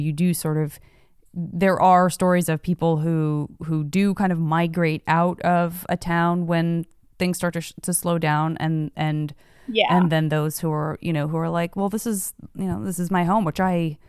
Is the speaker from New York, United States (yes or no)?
no; Tucson, Arizona, United States; moved away as an adult; also born or lived in San Francisco; now in Los Angeles, United States; while I did leave Tucson, Arizona, where I'm from, mm-hmm. went to a small college in Arizona, then left that for the quote unquote big city of San Francisco, and then left that for Los Angeles